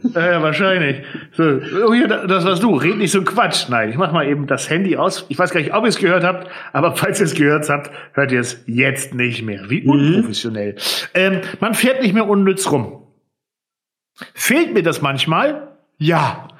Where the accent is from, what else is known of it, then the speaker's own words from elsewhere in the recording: Friesland, Lower Saxony, Germany; bei uns in Friesland